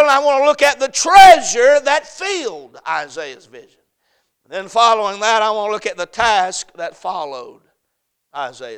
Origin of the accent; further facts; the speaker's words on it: United States; I am an American